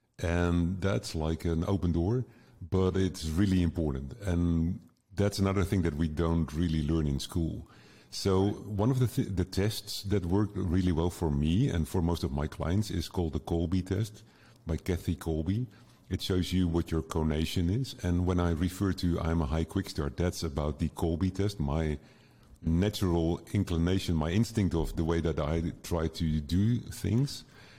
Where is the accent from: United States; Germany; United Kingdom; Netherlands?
Netherlands; English is a second language; I'm from the Netherlands.